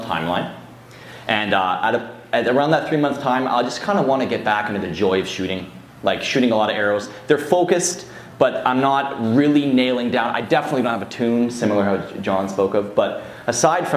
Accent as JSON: {"language": "English", "country": "Canada", "said": "from Canada"}